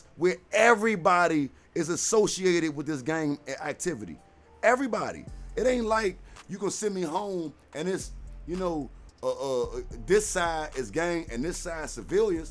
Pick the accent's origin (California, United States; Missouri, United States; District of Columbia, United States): District of Columbia, United States; Washington; I'm from Southside, man, D.C., Washington, D.C., Good Hope Road